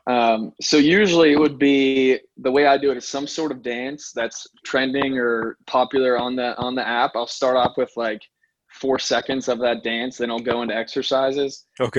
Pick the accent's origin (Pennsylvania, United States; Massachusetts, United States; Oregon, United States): Pennsylvania, United States; Pittsburgh; also born or lived in New York; I'm from Pittsburgh, PA, and and that's where I still practice now